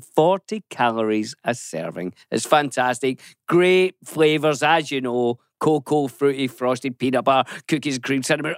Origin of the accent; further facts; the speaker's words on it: Scotland, United Kingdom; I'm Scottish